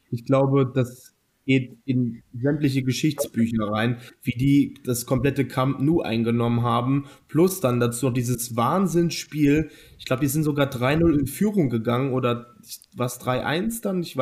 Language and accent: German; Bremen, Germany; Und natürlich als Bremer muss